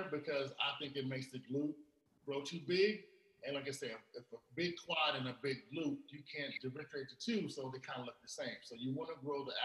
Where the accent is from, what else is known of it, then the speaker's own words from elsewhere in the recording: Los Angeles, California, United States; I'm from South Central